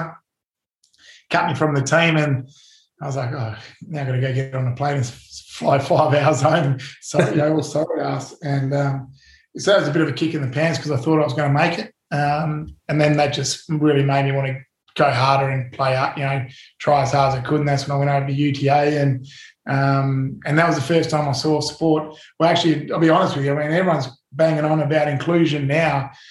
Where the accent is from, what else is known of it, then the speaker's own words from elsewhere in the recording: Perth, Western Australia, Australia; being an Aussie